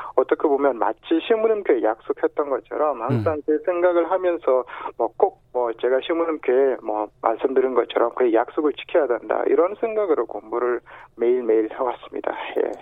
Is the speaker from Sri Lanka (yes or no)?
no; South Sudan; born or raised there; Korean is a second language; now in South Korea